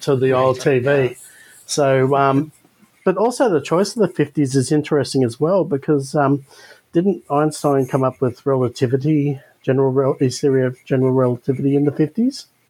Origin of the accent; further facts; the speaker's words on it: Australia; as an Australian